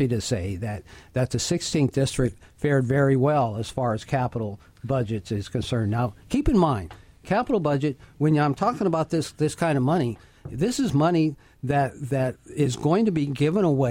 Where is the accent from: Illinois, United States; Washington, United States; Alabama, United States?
Washington, United States; Prosser; my hometown of Prosser